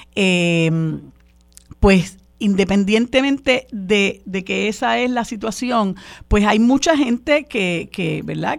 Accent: Puerto Rico; nosotros, independientemente de que somos ciudadanos estadounidenses por imposición, seguimos siendo una minoría

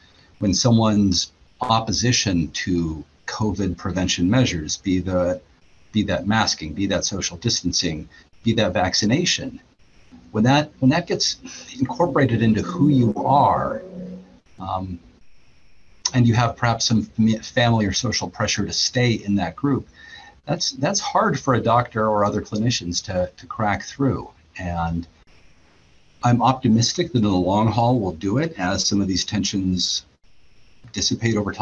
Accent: Pacific Northwest, United States; I grew up in the Pacific Northwest

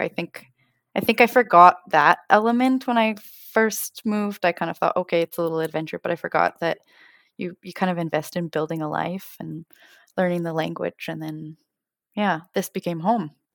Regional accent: Saskatchewan, Canada; moved away as an adult; now in Stuttgart, Germany; I'm originally from Canada, I guess specifically in the middle, Saskatchewan, and I'm currently located in Stuttgart, Germany.

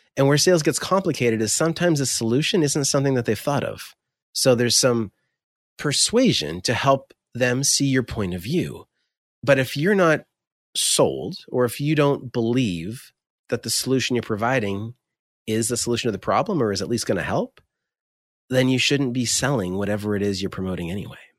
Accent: Fredericton, New Brunswick, Canada; also born or lived in Ottawa; I was born and raised in a little town in Atlantic Canada called Fredericton, New Brunswick.

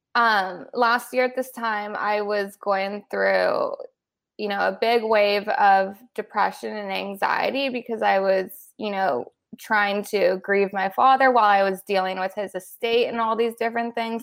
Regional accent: Los Angeles, California, United States; also born or lived in Boulder, Colorado; I was born and raised in Los Angeles, specifically the West Side

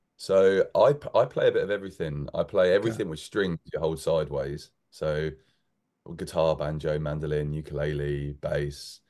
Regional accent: United Kingdom; moved away as an adult; now in London, United Kingdom; We're just on the suburb of London

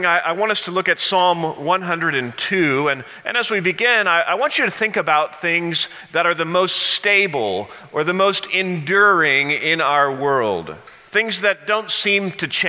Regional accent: Missouri, United States; now in Colorado, United States; I remember growing up in Missouri in an elementary school

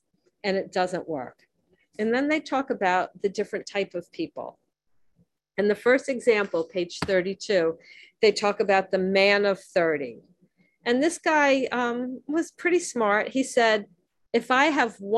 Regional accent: Miami, Florida, United States; I grew up in Miami

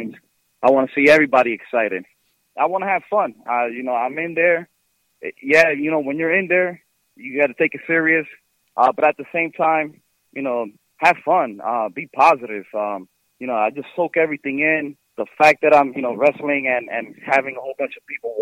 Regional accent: New York City, New York, United States; my hometown of New York City, in Washington Heights.

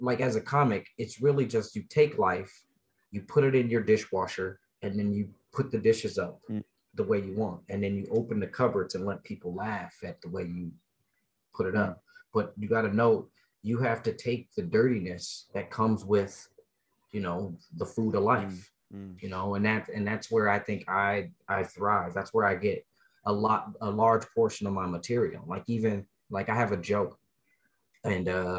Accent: Denver, Colorado, United States; I grew up in East Denver, you know, early 90s, mid 90s

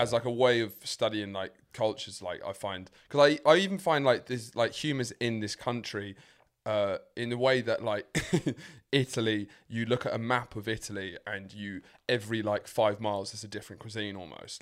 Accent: England, United Kingdom; as an English man

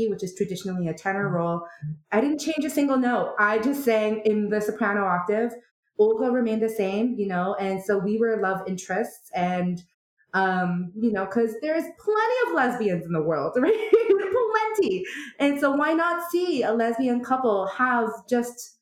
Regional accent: Canada; I am Korean Canadian

